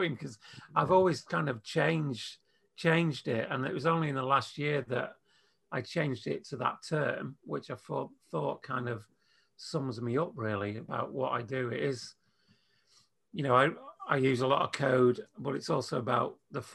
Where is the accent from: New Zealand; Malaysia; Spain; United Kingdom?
United Kingdom; England; being English